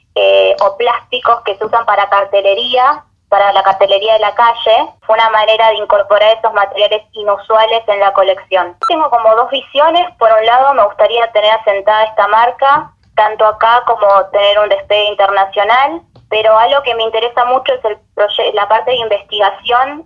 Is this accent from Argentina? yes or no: yes; Buenos Aires, Argentina; yo soy de Buenos Aires, vengo de un colegio con una formación muy clásica